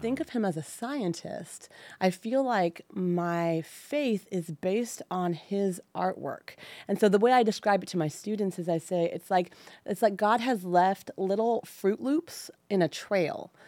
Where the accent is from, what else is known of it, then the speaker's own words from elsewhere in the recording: Livermore, California, United States; also born or lived in San Luis Obispo, California / Saratoga, California; I grew up in the mighty land of Livermore